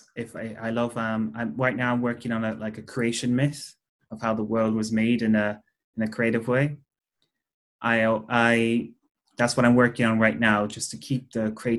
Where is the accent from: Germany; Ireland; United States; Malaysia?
Ireland; Cork, Munster; I'm from Cork. I come from just outside Cork City